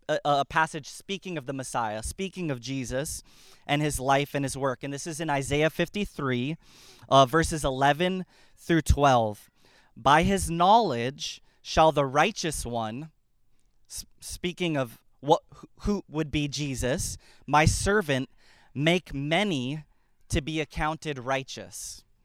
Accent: Hilo, Hawaii, United States; I grew up in uh, Hawaii, and I was baptized in the Pacific Ocean off the shore of my hometown of Hilo, Hawaii.

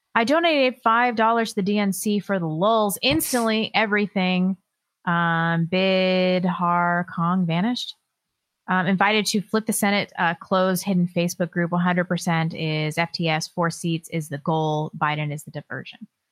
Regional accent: Northern California, United States; I was born in Northern California, and it's it's lovely up there

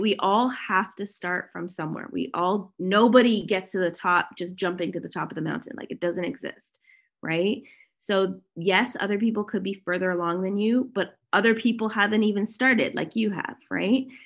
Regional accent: Toronto, Ontario, Canada; now in Kelowna, Canada; I am currently living in Kelowna, British Columbia. I'm originally from Toronto, so I'm a Canadian.

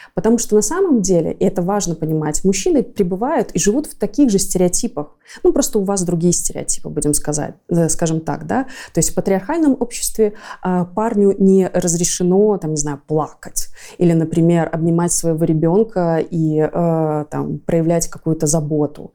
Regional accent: Belarus; мы тоже как белорусы

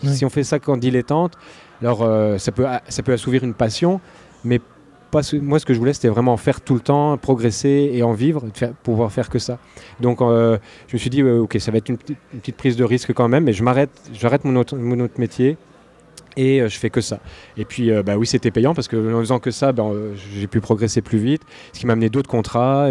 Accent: Burgundy, Bourgogne-Franche-Comté, France; moved away as an adult; also born or lived in Antilles; now in Quebec, Canada; Je suis né en Bourgogne. Là, où on fait du bon vin

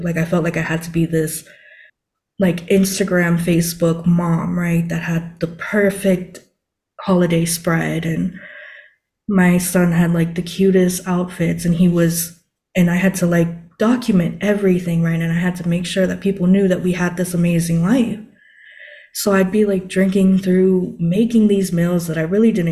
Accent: Guam; I'm from Guam and that's kind of like close to Japan, so I even took like Japanese

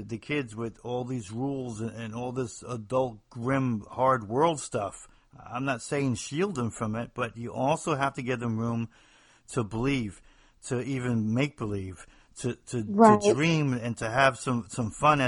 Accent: New Jersey, United States; accent: Northeast; moved away as an adult; now in the South, United States; I'm somebody from the Northeast, New Jersey, actually

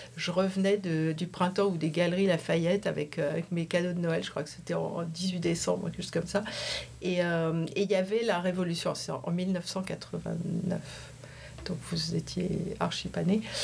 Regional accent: Valenciennes, Hauts-de-France, France; moved away as an adult; also born or lived in Paris / New York / Washington; now in San Francisco, United States; je suis originaire du Nord, de Valenciennes

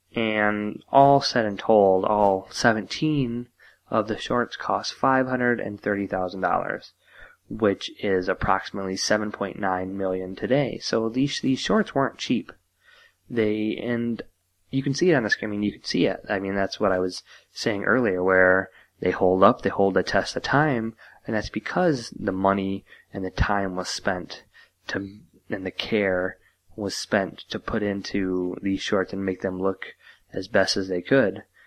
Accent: United States; being an American

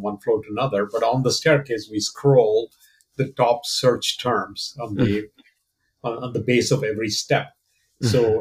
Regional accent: Kerala, India; born or raised there; moved away as an adult; also born or lived in Tiruchirappalli, India / Kolkata, India; now in United States

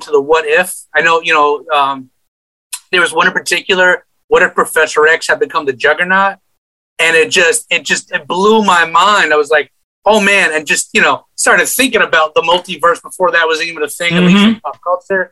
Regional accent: Amityville, New York, United States; I was raised in Amityville, Long Island

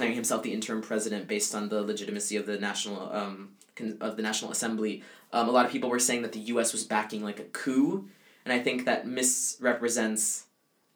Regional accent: Caribbean coast, Colombia; accent: coastal, not from the interior; moved away; I'm Colombian, but I'm from the coast

